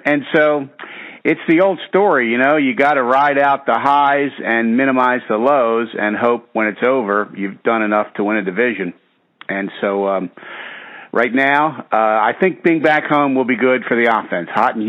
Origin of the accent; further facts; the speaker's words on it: Baltimore, Maryland, United States; a real diehard Oriole fan, kid growing up in Baltimore